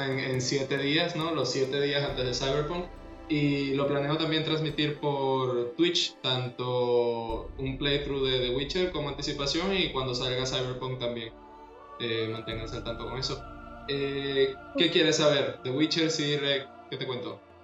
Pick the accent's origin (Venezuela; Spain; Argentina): Venezuela; nací en Venezuela.